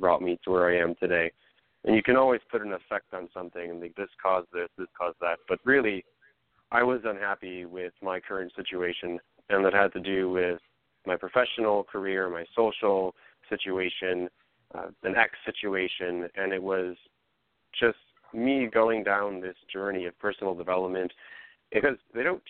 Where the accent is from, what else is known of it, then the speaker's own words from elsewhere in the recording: Lincolnwood, Illinois, United States; I'm born and raised. I grew up in a little suburb called Lincolnwood, which is on the borders of Rogers Park, you know, Chicago and Skokie